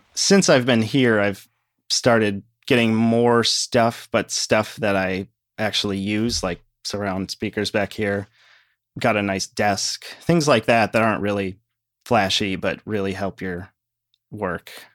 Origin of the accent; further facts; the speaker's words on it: Shorewood, Wisconsin, United States; now in Rochester, United States; I grew up in a suburb of Milwaukee, Wisconsin, Shorewood.